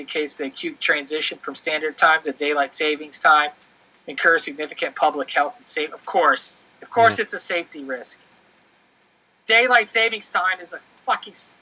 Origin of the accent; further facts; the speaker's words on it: Ohio, United States; moved away; also born or lived in Chicago; I was born in Ohio